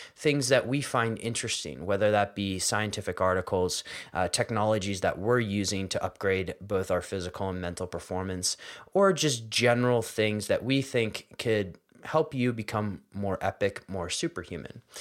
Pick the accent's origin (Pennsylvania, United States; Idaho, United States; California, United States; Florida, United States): Pennsylvania, United States; Philadelphia; I grew up in Philadelphia